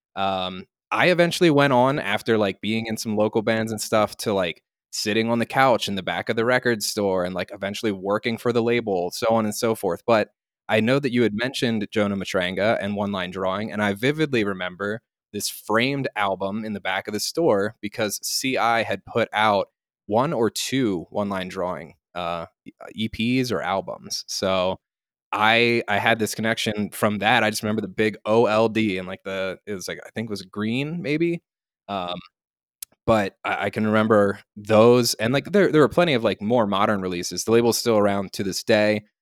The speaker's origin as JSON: {"language": "English", "town": "Lancaster", "region": "Pennsylvania", "country": "United States", "tie": "born or raised there", "said": "I grew up in Lancaster, Pennsylvania, which is a town about halfway between Philadelphia and Harrisburg and Baltimore."}